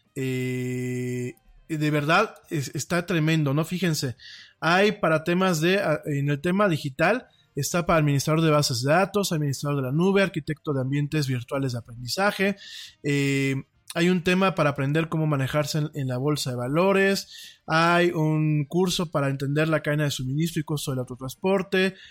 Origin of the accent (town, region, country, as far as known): Mexico